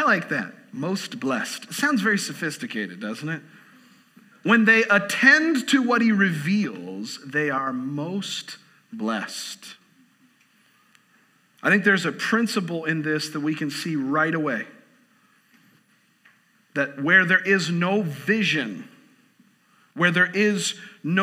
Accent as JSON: {"language": "English", "region": "Southwest Florida", "country": "United States", "tie": "born or raised there", "said": "I grew up in Southwest Florida, so I grew up going to Disney World a lot"}